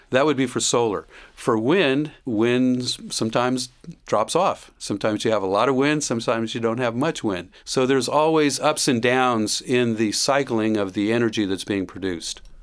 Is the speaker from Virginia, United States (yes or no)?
no; Miami, Florida, United States; now in Gainesville, United States; I grew up in the southern part of Miami